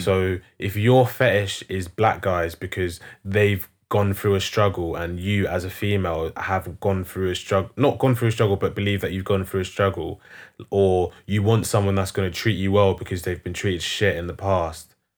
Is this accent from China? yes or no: no; London, United Kingdom; I'm not from South. I'm from North.